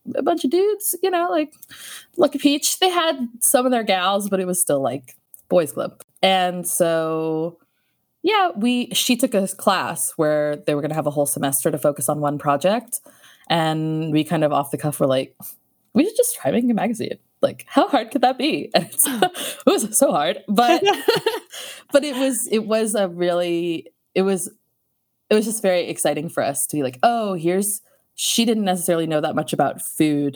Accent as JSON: {"language": "English", "area": "Bay Area", "region": "California", "country": "United States", "tie": "born or raised there", "moved": "yes", "lives_now": "Los Angeles, United States", "said": "growing up in the Bay Area"}